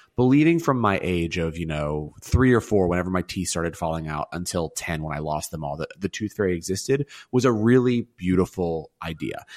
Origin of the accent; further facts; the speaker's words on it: the South, United States; moved away; being a Southerner